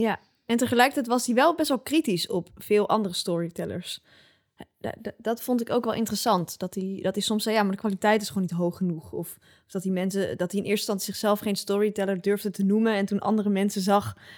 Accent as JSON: {"language": "Dutch", "area": "Twente", "region": "Overijssel", "country": "Netherlands", "moved": "yes", "lives_now": "Amsterdam, Netherlands", "said": "ik kom uit Twente"}